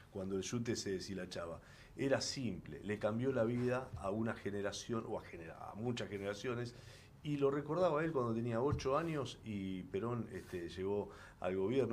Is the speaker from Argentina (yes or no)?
yes; Rosario, Santa Fe, Argentina; Soy de Rosario